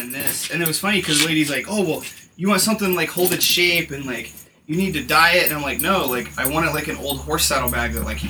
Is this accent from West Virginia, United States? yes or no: no; Indiana, United States; born or raised there; moved away